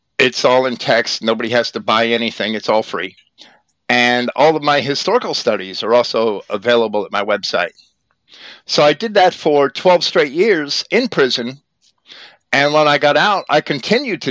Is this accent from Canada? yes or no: no; New Jersey, United States; I was raised in New Jersey